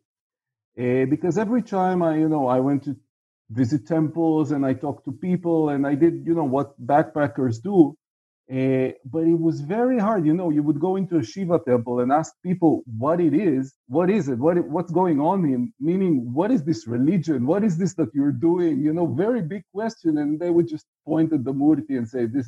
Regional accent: Israel; also born or lived in Tel Aviv; I'm from Israel, as you can figure out by the fact that I'm in Tel Aviv right now, and was for the most of my life

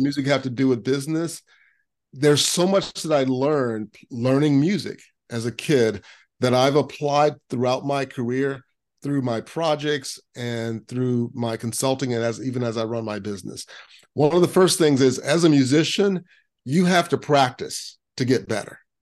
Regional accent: Lakeland, Florida, United States; I grew up in Central Florida, in Lakeland, Florida

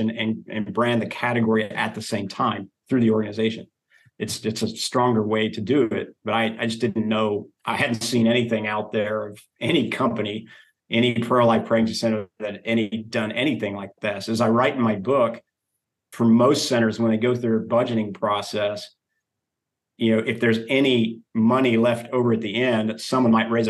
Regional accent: Oklahoma, United States; now in Texas, United States; I've wanted a truck, but I'm from Oklahoma, right? There you go. Hmm. Living in Texas, I wanted a truck for a long time.

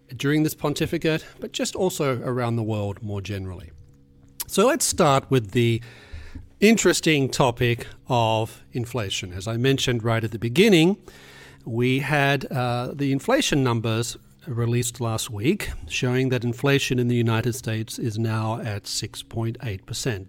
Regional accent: Australia; moved away; I was growing up in Australia

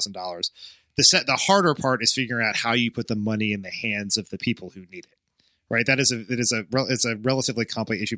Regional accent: Delaware outside of Philly, United States; I grew up in Delaware outside of Philly.

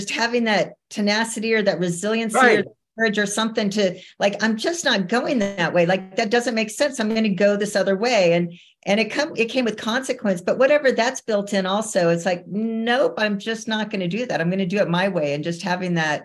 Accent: Camp Verde, Arizona, United States; now in Park City, United States; I grew up in a teeny tiny town in the middle of Arizona called Camp Verde

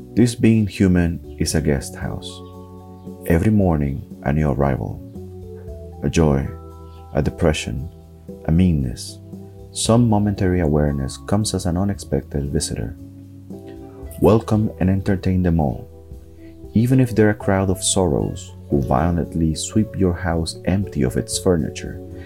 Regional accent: Tegucigalpa, Francisco Morazán, Honduras; I'm from Tegucigalpa, Honduras

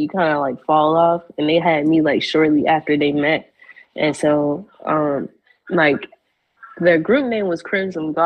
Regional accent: Chicago, Illinois, United States; moved away as an adult; now in Atlanta, United States; I'm from Chicago, born and raised, and I recently moved out here like 2 years ago to Atlanta

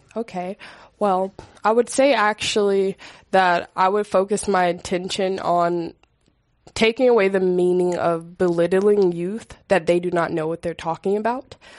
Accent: San Francisco, California, United States; growing up in San Francisco, I was thankful, um, to go to high school here

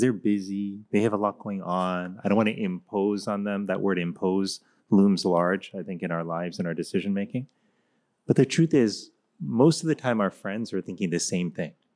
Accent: Miami, Florida, United States; when I was growing up in Miami, Florida

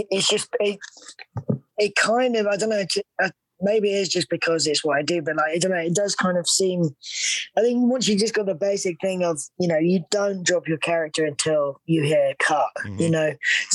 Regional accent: United Kingdom; accent: British; my British accent

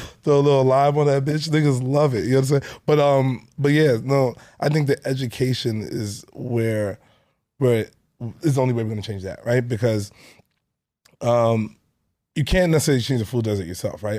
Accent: New York City, New York, United States; I grew up in Canarsie, um, my whole life

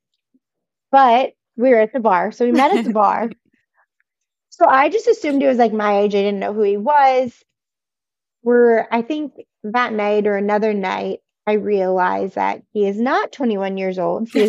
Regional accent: right outside of the Twin Cities, Minnesota, United States; I grew up in Minnesota, right outside of the Twin Cities, not in the rodeo world.

